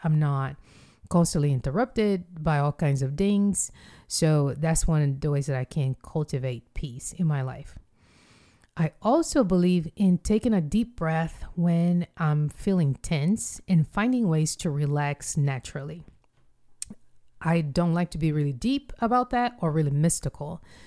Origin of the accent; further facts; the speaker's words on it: Rio de Janeiro, Brazil; moved away; I went home to Rio de Janeiro, which is my hometown